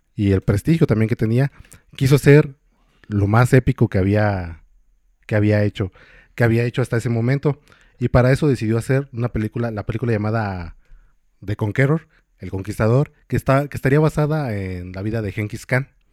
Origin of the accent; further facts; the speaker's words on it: Michoacán, Mexico; soy aquí de Michoacán